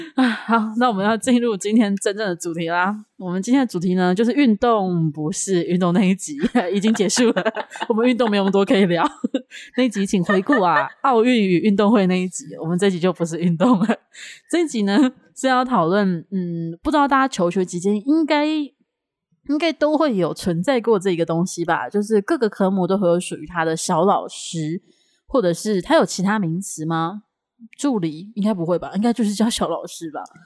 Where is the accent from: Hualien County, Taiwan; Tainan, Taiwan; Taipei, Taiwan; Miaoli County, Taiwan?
Taipei, Taiwan; 我以前读小学的时候，就是读了第一间小学在台北